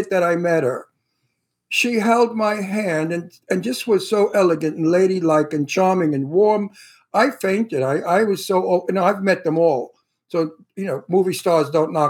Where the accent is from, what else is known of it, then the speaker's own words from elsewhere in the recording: New York City, New York, United States; I'm from Brooklyn.